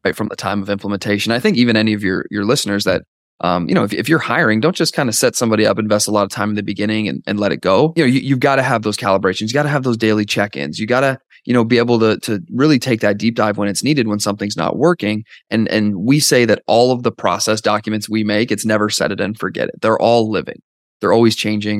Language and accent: English; Canada; now in Dallas, United States; I'm from Canada originally, now live in Dallas